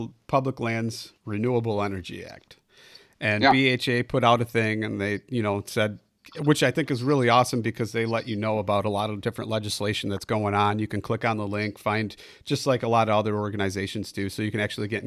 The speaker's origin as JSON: {"language": "English", "region": "Illinois", "country": "United States", "said": "I'm from Illinois"}